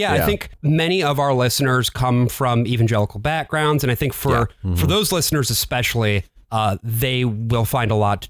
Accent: Grand Rapids, Michigan, United States; born or raised there

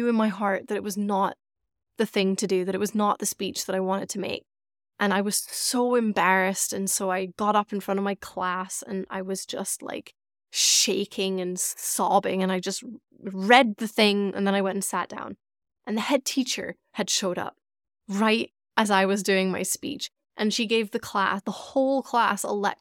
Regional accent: Scotland, United Kingdom; I grew up in Scotland. I grew up in the UK

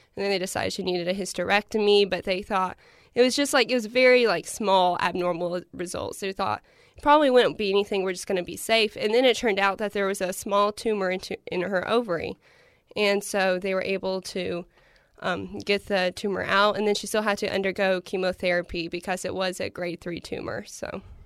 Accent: Paintsville, Kentucky, United States; I'm originally from Painesville, Kentucky

